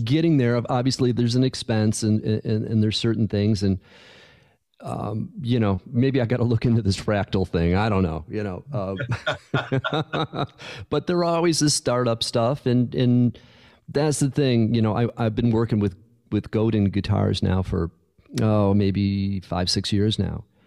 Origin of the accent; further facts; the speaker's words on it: Buffalo, New York, United States; moved away; also born or lived in California; growing up in Buffalo, you know, in, in, in Western New York